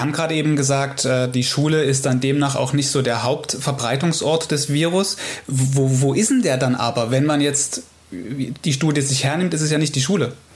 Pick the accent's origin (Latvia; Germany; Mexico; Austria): Germany; Saxony; bei uns in Sachsen